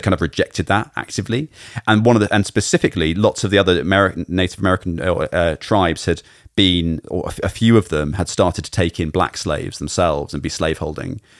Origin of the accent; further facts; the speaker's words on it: United Kingdom; as a Brit growing up